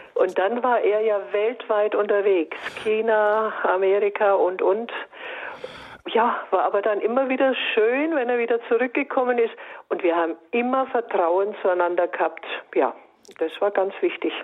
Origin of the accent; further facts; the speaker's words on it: Bayreuth, Bavaria, Germany; moved away as an adult; also born or lived in Würzburg; now in Reutlingen, Germany; ich komme gebürtig aus Bayreuth